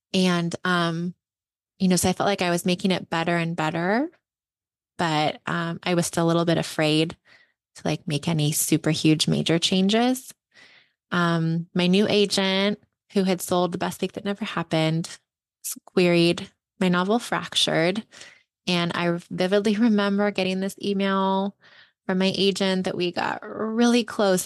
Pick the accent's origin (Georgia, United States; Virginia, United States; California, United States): California, United States; Ventura; now in Bay Area, United States; my hometown of Ventura